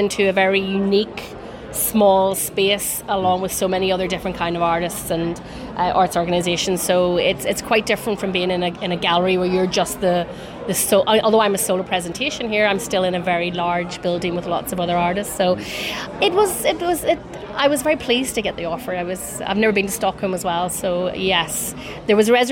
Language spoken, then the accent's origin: English; County Armagh, Northern Ireland, United Kingdom; now in Belfast, United Kingdom; I'm based in Belfast, but I'm from County Armagh originally